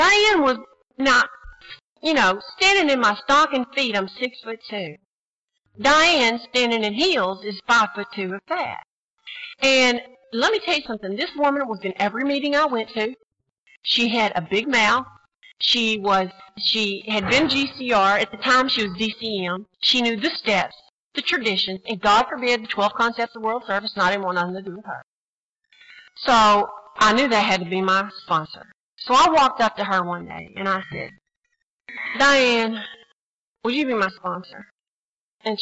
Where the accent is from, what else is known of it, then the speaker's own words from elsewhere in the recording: Texas, United States; now in New Jersey, United States; I'm from Texas